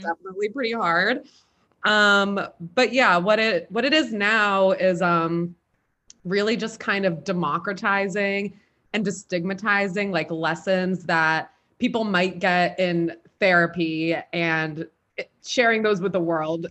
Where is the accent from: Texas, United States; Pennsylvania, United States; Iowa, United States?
Pennsylvania, United States; Philadelphia; moved away; I'm from Philly originally